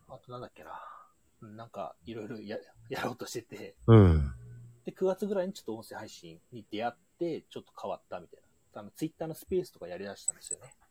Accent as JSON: {"language": "Japanese", "region": "Hokkaido", "country": "Japan", "tie": "born or raised there", "also_born_or_lived": "Kyoto / Osaka", "moved": "as an adult", "said": "地元は北海道なんですけど、"}